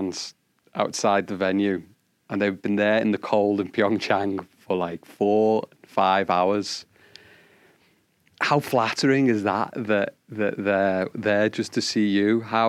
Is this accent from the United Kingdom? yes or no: yes; England, United Kingdom; I'm from England.